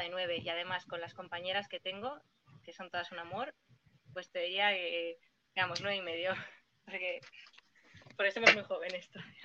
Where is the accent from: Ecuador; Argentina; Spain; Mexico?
Spain; Portugalete, Basque Country; Yo no soy de Castro, yo soy de Porto